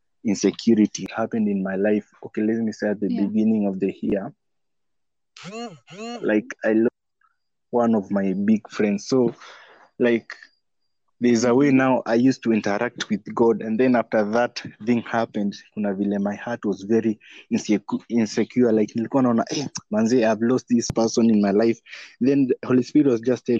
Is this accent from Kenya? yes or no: yes; Western, Kenya; I'm from Western.